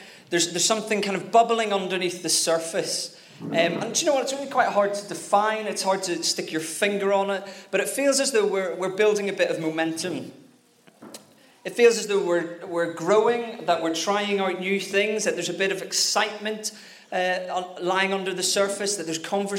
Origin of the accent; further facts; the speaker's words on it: Northern Ireland, United Kingdom; I'm Northern Irish